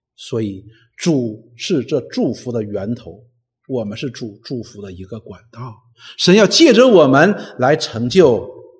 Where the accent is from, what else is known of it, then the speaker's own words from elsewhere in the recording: China; 我们中国人